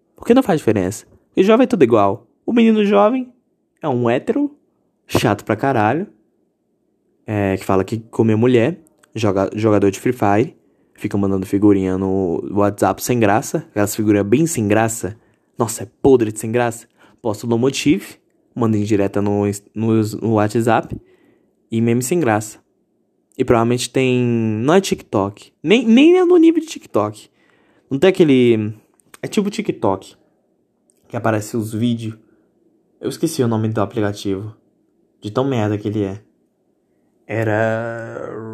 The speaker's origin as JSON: {"language": "Portuguese", "country": "Brazil"}